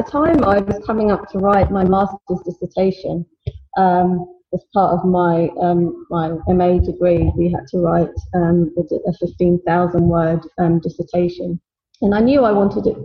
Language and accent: English; London, United Kingdom; I was born in London